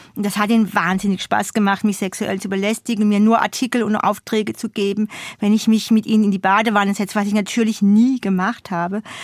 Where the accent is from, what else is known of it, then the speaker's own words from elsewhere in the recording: Odenwald, Hesse, Germany; also born or lived in Hamburg; now in Berlin, Germany; ich durfte da sozusagen zurück in meine Heimat fahren, um meinen Zungenschlag zu verbessern. Back to Odenwald